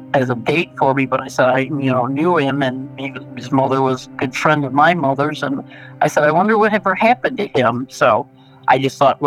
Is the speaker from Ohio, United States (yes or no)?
no; Chicago, Illinois, United States; born or raised there